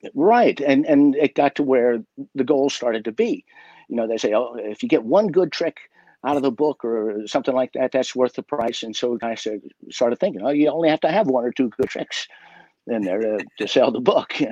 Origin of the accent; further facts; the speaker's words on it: West Virginia, United States; growing up in West Virginia